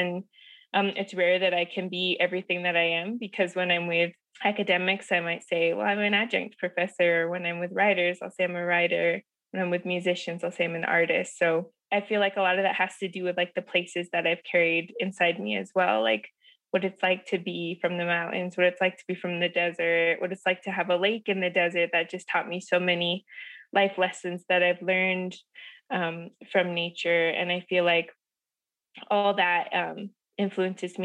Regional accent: Ignacio, Colorado, United States; also born or lived in Pyramid Lake Paiute Reservation, Nevada; I grew up on the Southern Ute Reservation in Ignacio, Colorado

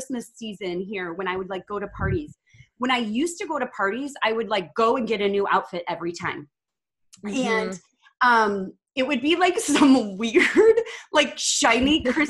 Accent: Midwest, United States; moved away as an adult; now in Texas, United States; I'm from the Midwest and I moved to the South. So now I'm in Texas.

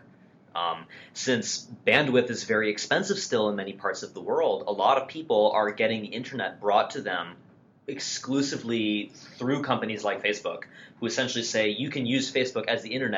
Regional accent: United States; we're both American

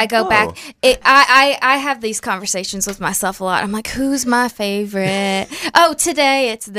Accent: Jonesboro, Arkansas, United States; I'm from Jonesboro, Arkansas

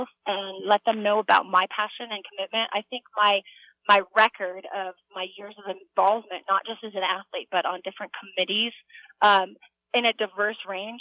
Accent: United States; I am an American

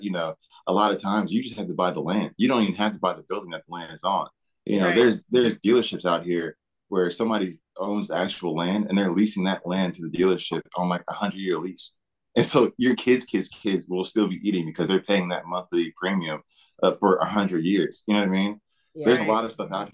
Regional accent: Philadelphia, Pennsylvania, United States; now in Smyrna, United States; I borrowed my grandmama's car when I was back in Philly, because I'm from Philly

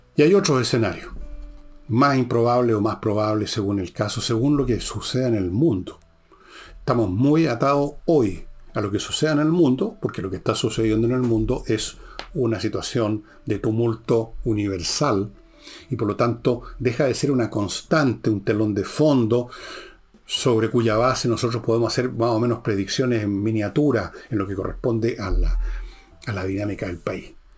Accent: Chile

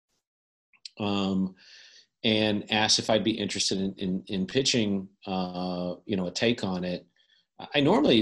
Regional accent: Kentucky, United States; now in California, United States; I'm from Kentucky originally

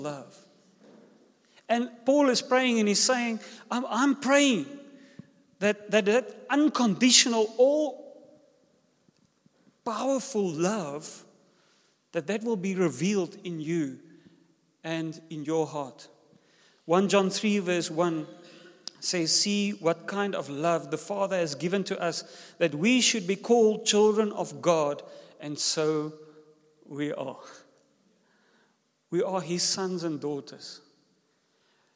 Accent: South Africa; first language Afrikaans; English is a second language; also born or lived in George, South Africa

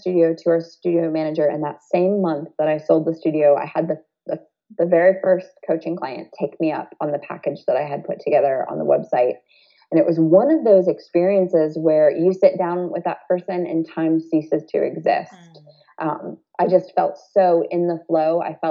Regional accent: Toledo, Ohio, United States; growing up in Toledo, Ohio in the, you know, the early 80s

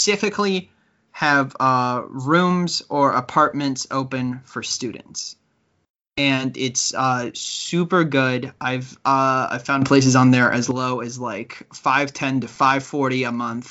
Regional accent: United States; moved away as an adult; now in Canada; being American

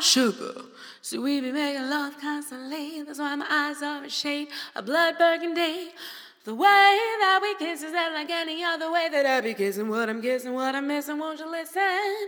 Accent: Buffalo, New York, United States; now in New York City, United States; growing up in Buffalo

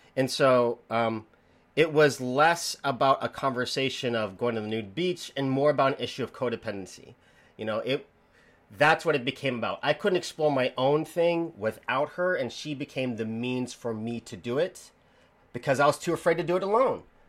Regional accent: the Bible Belt, United States; as an American, as someone who grew up in in the Bible Belt

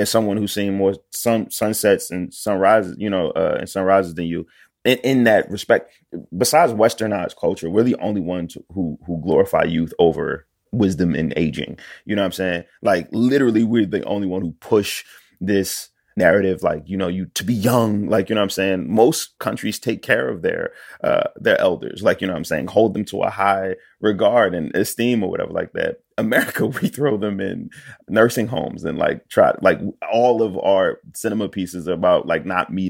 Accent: Philadelphia, Pennsylvania, United States; I'm from Philly.

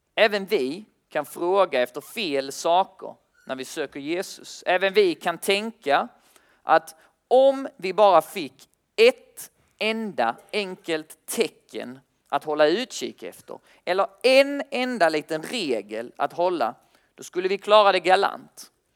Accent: Kristianstad, Skåne, Sweden; now in Lund, Sweden; jag bor i Lund tillsammans med, eh, men jag kommer från Kristianstad

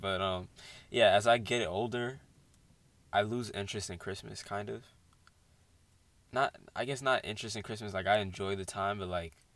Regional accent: Buffalo, New York, United States; I was born in Buffalo

